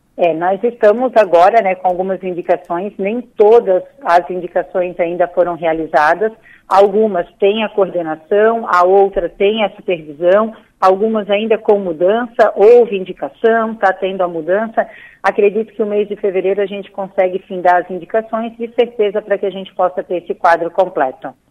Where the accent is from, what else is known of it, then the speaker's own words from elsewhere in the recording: Blumenau, Santa Catarina, Brazil; eu sou de Blumenau